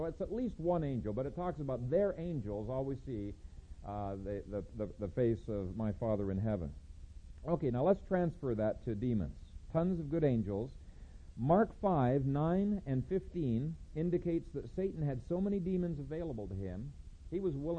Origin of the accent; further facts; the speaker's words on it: Ethiopia; One time in Bingham Academy when I was growing up in Ethiopia, there was a cloud of locusts